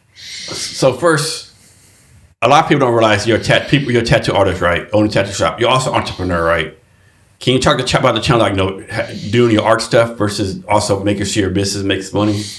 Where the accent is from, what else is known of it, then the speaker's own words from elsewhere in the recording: Texas, United States; I'm from Texas